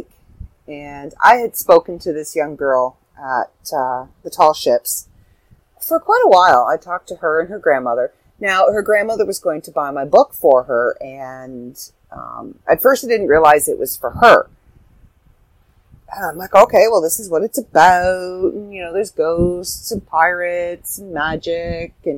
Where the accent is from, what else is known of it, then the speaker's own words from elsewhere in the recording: Canada; I'm from Canada.